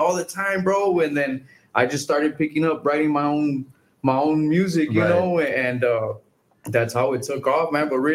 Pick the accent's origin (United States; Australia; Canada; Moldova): United States; La Feria, Texas; I'm from La Feria originally